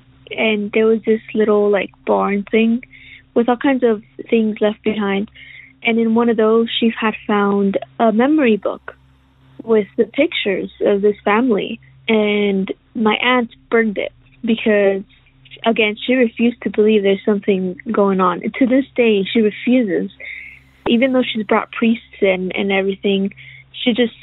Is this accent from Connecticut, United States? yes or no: no; Roswell, New Mexico, United States; I am from Roswell, New Mexico